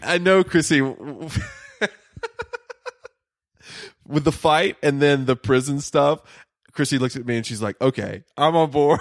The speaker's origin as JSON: {"language": "English", "region": "the South", "country": "United States", "said": "I'm from the South"}